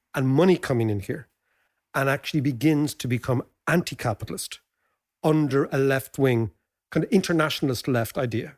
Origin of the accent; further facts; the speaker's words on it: Ireland; us as Irish people